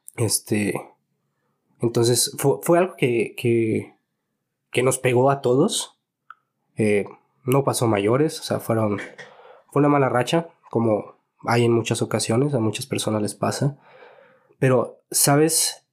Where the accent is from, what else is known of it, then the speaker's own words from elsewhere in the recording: Guadalajara, Jalisco, Mexico; Yo nací aquí, mi hermano nació aquí también. Ok. Somos totalmente tapatíos.